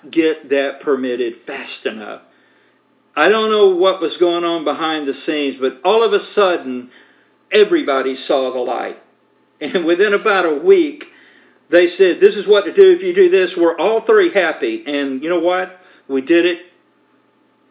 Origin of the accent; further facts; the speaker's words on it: United States; as American citizens